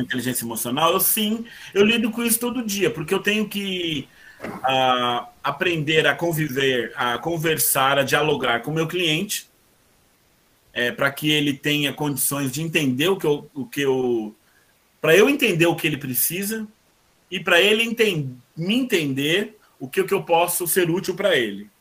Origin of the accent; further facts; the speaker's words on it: São Paulo, Brazil; also born or lived in Guarulhos; o hospital onde eu nasci ficava em Guarulhos, mas na verdade eu sempre morei aqui em São Miguel, né? Só nasci lá por uma questão de logística do. do do hospital, mas me criei